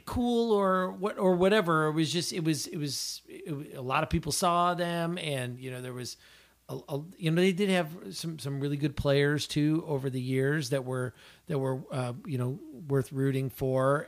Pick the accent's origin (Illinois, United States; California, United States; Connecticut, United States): Illinois, United States; Wilmington; I grew up in Wilmington